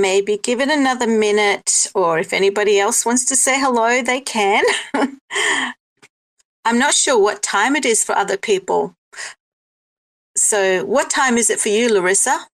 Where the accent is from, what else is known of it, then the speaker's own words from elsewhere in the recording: South Africa; now in Australia; I'm in Australia, but I was born in South Africa and I have Greek heritage.